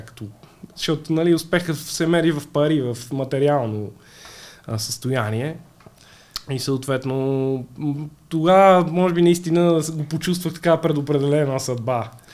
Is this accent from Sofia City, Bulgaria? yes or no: yes; Sofia, Sofia City, Bulgaria; В тинейджерските години бях като всеки млад човек от София.